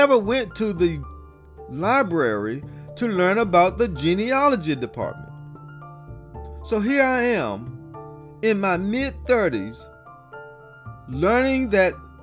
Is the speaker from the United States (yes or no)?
yes; Columbus, Georgia, United States; growing up in Columbus, Georgia